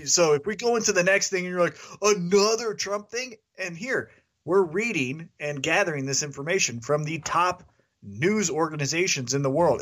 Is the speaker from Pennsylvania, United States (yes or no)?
no; Kansas City, Missouri, United States; that's my hometown